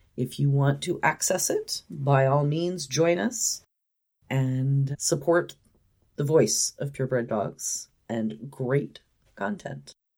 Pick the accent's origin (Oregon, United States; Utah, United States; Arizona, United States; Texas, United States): Oregon, United States; Roseburg; moved away; the community college in my hometown